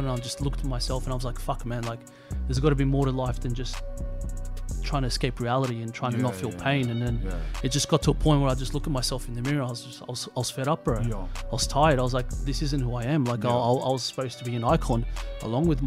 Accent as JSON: {"language": "English", "town": "Sydney", "region": "New South Wales", "country": "Australia", "tie": "born or raised there", "also_born_or_lived": "Moscow, Russia / Melbourne", "said": "northwest, grew up with lots of Aussies, lots of Asians"}